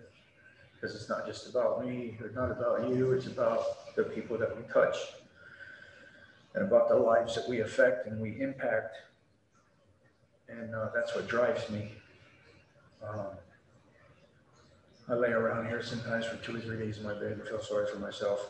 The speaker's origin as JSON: {"language": "English", "area": "Baltimore City / Carroll County", "region": "Maryland", "country": "United States", "tie": "born or raised there", "also_born_or_lived": "Amarillo, Texas / Memphis, Tennessee", "moved": "yes", "lives_now": "Panama City, United States", "said": "when I moved from Baltimore City to Carroll County, and then living in the rural farmland, and then getting picked on for being an adopted kid"}